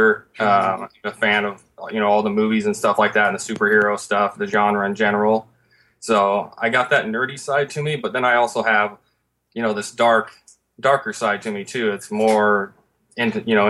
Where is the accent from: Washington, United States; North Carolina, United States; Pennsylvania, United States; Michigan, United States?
Washington, United States; Covington; we're both from Seattle, just a little town outside Seattle. But we're born and raised in this town called Covington